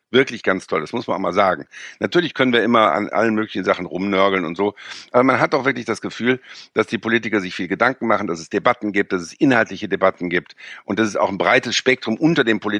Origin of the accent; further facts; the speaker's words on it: Rhineland, Germany; Wir sind ja als Rheinländer, äh, sind wir ja inkulturiert gegen die Preußen, ja.